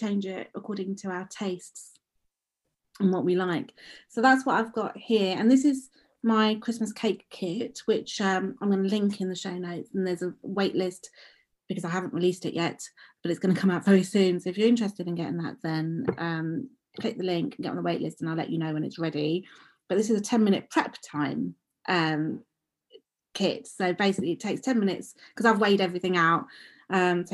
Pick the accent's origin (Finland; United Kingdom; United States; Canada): United Kingdom; London; when I was growing up, I grew up in Edmonton